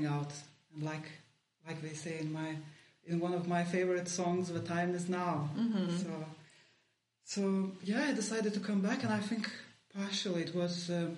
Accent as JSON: {"language": "English", "country": "Lithuania", "also_born_or_lived": "Leeds, United Kingdom", "second_language": "English", "moved": "as an adult", "said": "when I came back home"}